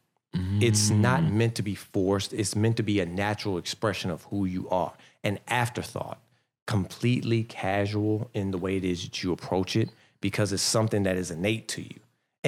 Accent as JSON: {"language": "English", "town": "Fort Washington", "region": "Maryland", "country": "United States", "tie": "born or raised there", "said": "For me, I grew up in Fort Washington."}